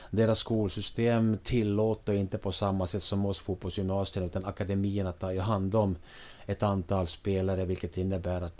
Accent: Finland; now in Sweden; när jag, när jag kom över från, från Finland då, mitten på 80-talet.

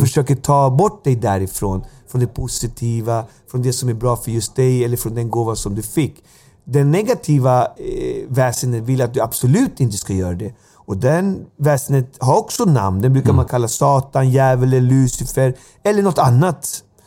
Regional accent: Alby, Stockholm County, Sweden; Jag kommer från Alby

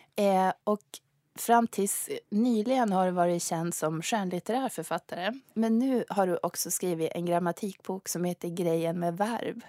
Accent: Sweden; first language Swedish; jag kommer från Sverige, svenska är mitt modersmål

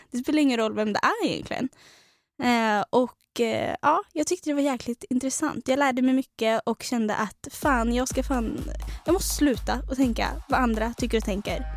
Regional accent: Trollhättan, Västra Götaland, Sweden; kommer vi från Trollhättan

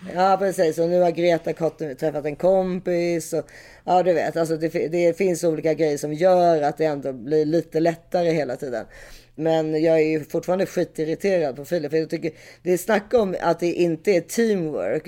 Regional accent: Switzerland; jag är schweizare

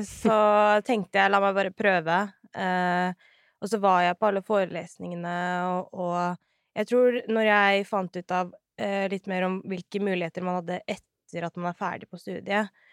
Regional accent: Oslo, Norway; jeg er født og oppvokst her i Oslo

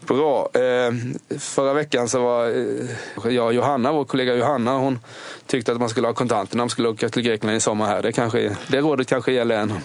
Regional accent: Sweden; Jag är från Småland

